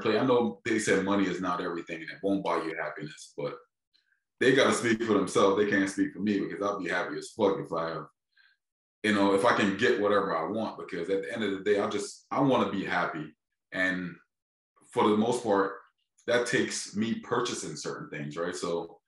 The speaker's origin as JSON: {"language": "English", "town": "Philadelphia", "region": "Pennsylvania", "country": "United States", "said": "I'm from Philadelphia, just like your state, man. I'm from a major city."}